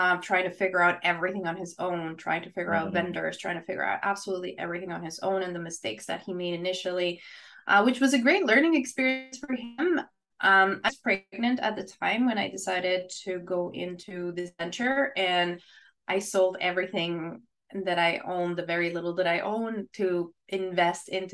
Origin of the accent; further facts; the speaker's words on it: Chihuahua, Mexico; English is a second language; moved away as an adult; also born or lived in Ottawa, Canada; now in Canada; So I was born there and I stayed there till I was 18.